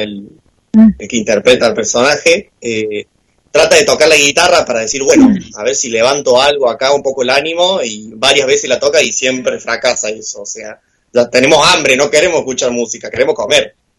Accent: Córdoba, Argentina; moved away as an adult; now in Buenos Aires, Argentina; yo tengo 22 eh, años, cumplí hace poco 22, eh, y soy cordobés

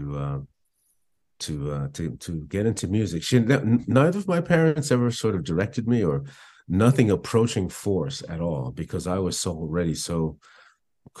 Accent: Belmar, New Jersey, United States; also born or lived in Asbury Park, New Jersey / Woodstock, New York; now in Hawaii, United States; I grew up in Belmar, New Jersey.

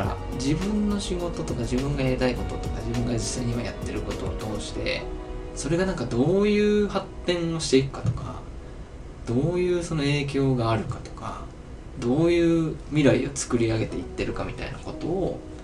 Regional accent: Onomichi, Hiroshima, Japan; 大学を退学退学自主卒業してあの地元に帰ってきた

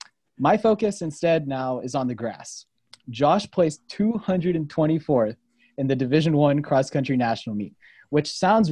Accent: North Carolina, United States; I'm a runner from North Carolina

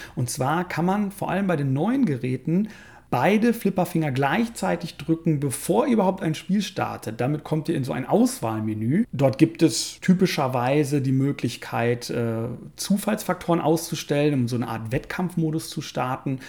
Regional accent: Germany; hier bei uns in Deutschland

